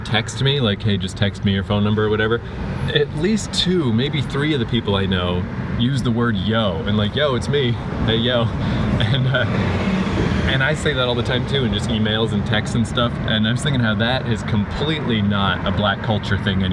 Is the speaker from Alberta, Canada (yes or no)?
no; New Brunswick, Canada